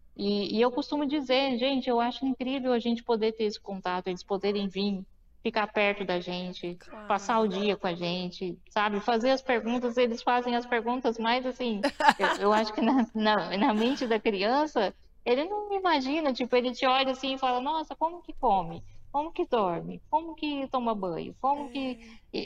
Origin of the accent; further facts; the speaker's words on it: Mauá, São Paulo, Brazil; also born or lived in Suzano; eu nasci em Mauá, no ABC Paulista